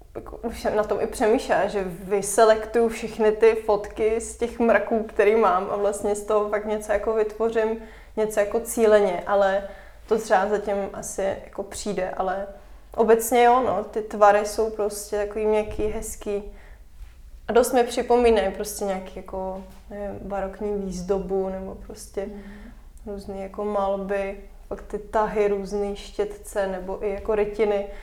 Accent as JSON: {"language": "Czech", "region": "Moravia", "country": "Czechia", "said": "jsem vlastně jako z Moravy"}